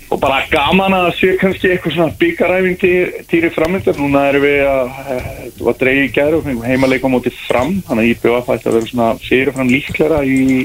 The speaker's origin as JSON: {"language": "Icelandic", "town": "Neskaupstaður", "region": "Eastern Region", "country": "Iceland", "said": "ég er náttúrulega frá Neskjöpstað"}